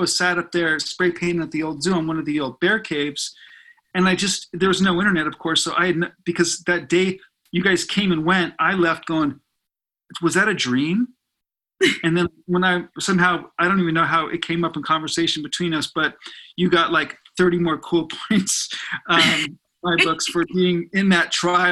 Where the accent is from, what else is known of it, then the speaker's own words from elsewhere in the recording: Burbank, California, United States; I grew up in Burbank